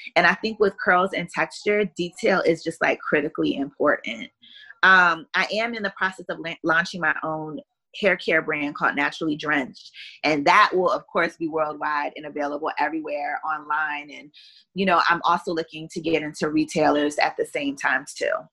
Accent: Columbia, Maryland, United States; moved away as an adult; also born or lived in Pennsylvania / Washington, D.C. / Beijing; now in South Florida, United States; I was born in Columbus, Ohio, but I was raised in Columbia, Maryland

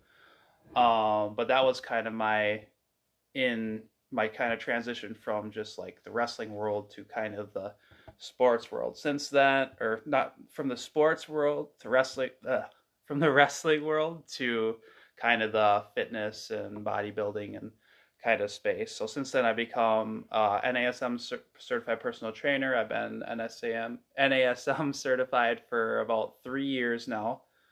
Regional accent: Stanley, Wisconsin, United States; I am from Stanley, Wisconsin, just kind of the middle of nowhere, kind of by Eau Claire.

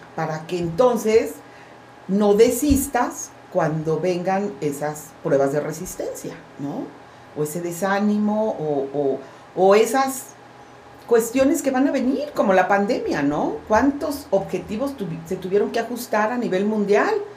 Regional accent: Veracruz, Mexico; crecí en Veracruz donde pues no se veía

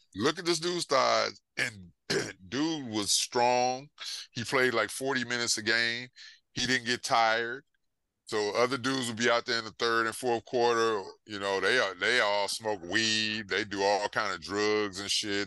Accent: Houston, Texas, United States; growing up in Houston

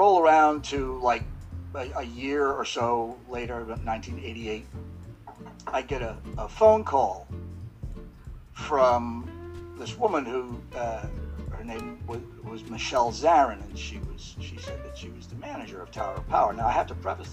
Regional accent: Plympton, Massachusetts, United States; moved away as an adult; also born or lived in New York; I grew up in Massachusetts in a little town called Plimpton. The population was 500.

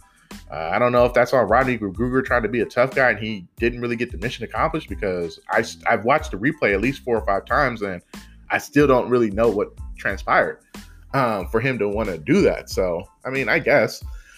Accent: San Francisco, California, United States; also born or lived in Oakland; Grew up in Oakland and in the city too. Grew up both cities, Oakland and San Francisco.

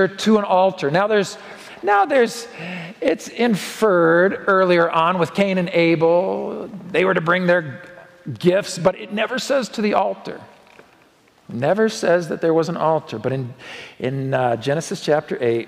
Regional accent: Oregon, United States; now in Colorado, United States; my home state of Oregon

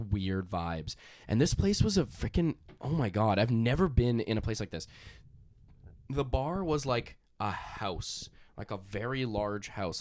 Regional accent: Canada; we're from Canada

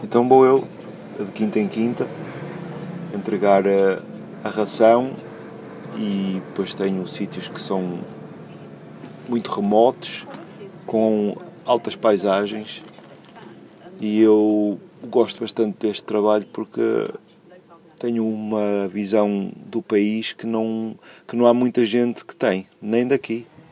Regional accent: São João da Madeira, Aveiro District, Portugal; moved away as an adult; now in Wrexham, United Kingdom; sou de São João da Madeira e vivo em Wrexham, North Wales

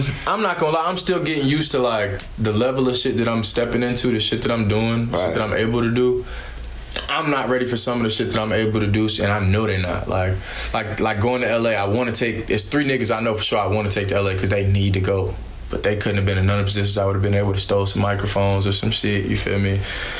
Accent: Raleigh, North Carolina, United States; Raleigh, south side of Raleigh. My parents had a house on Rogers Lane, but both of my aunts grew up Corey Street, Beverly Street, you feel me, Lenore.

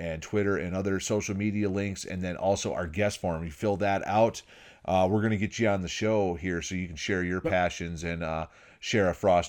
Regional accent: Michigan, United States; When I was growing up in Michigan, going to college there

